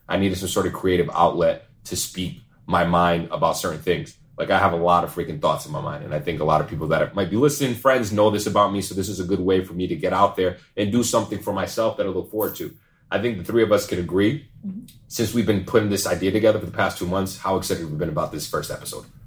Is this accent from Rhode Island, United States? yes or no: yes; Pawtucket, Rhode Island, United States; So I'm from Rhode Island. Obviously, for those of y'all that don't know, Pawtucket, Rhode Island, to be exact. Born and raised